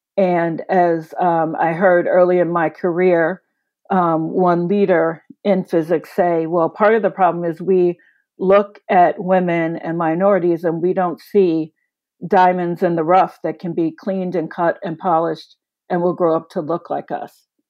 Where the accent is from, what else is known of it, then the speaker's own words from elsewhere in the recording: Chicago, Illinois, United States; As a working class city kid, I grew up in Chicago.